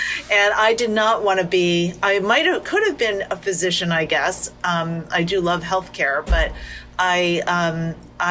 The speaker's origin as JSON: {"language": "English", "area": "Monmouth County", "region": "New Jersey", "country": "United States", "tie": "born or raised there", "said": "I was a bus girl in a French restaurant in my hometown in Monmouth County, New Jersey"}